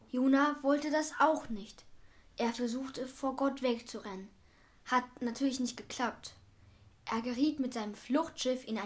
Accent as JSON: {"language": "German", "region": "Berlin", "country": "Germany", "said": "Machten sie das, was ich als Berliner machen würde, nämlich einfach an dem Spinner mit den Algen in den Haaren vorbeigehen und weiter an meinem Kaffee nippen"}